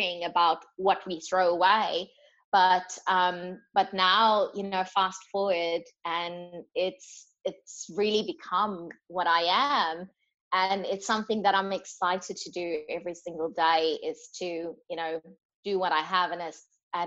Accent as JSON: {"language": "English", "country": "South Africa", "moved": "yes", "lives_now": "Australia", "said": "I'm from South Africa"}